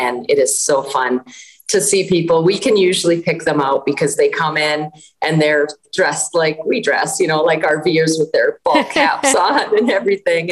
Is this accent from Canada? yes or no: yes; Canada; also born or lived in Minnesota; now in United States; I am from Canada. I'm a Canadian citizen and U.S. citizen now as well